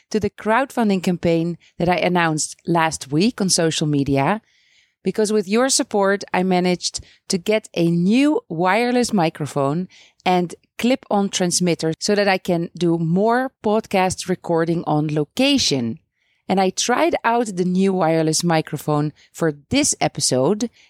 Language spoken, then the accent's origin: English; Netherlands; moved away as an adult; now in Beit Safafa, Palestine